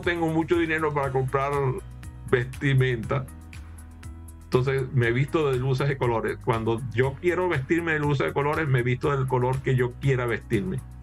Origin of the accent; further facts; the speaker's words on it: Maracaibo, Zulia, Venezuela; now in United States; Y yo soy de Maracaibo, así que en Maracaibo las frituras es una forma de vida